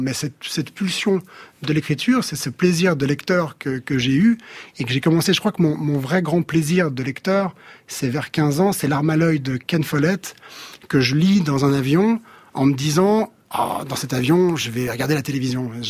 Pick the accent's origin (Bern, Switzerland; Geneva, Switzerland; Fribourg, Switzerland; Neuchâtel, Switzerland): Geneva, Switzerland; je suis né à Genève, Suisse, avec un sentiment évidemment très suisse